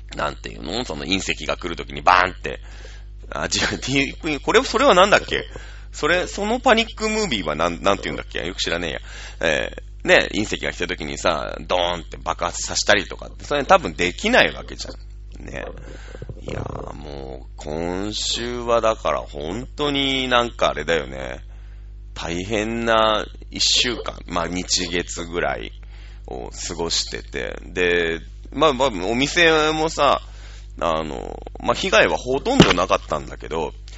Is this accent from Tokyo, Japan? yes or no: no; Shizuoka, Japan; 静岡県出身